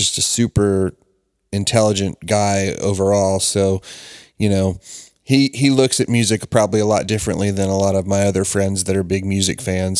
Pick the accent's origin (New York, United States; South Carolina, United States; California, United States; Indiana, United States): South Carolina, United States; Charleston; my hometown and Paul's hometown too, Charleston, South Carolina